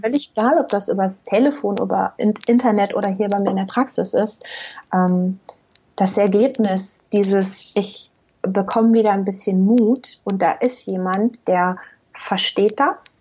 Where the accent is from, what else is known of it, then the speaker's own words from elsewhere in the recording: Germany; also born or lived in Münster area; bei uns in Deutschland